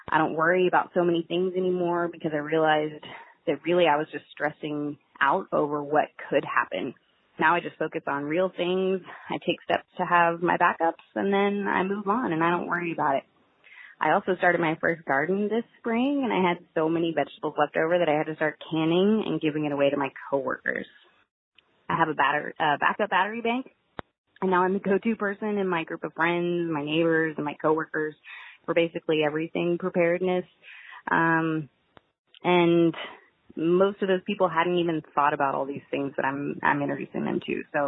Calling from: Magnolia, Texas, United States; Hi, Jack. This is …. I'm calling from Magnolia, Texas.

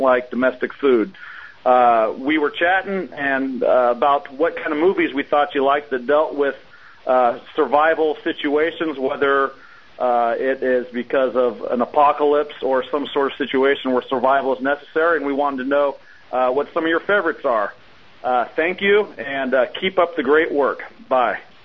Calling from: San Joaquin Valley, California, United States; We're calling from the San Joaquin Valley

